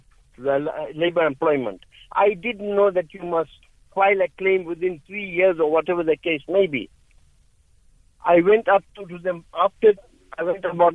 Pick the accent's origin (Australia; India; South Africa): South Africa; Durban, KwaZulu-Natal; I am actually from Durban, and I'm a senior citizen.